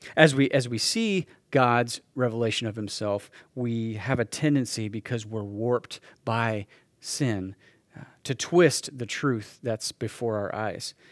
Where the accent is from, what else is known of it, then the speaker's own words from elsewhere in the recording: Salina, Kansas, United States; moved away as an adult; Ended up coming back to Salina, Kansas, my, my hometown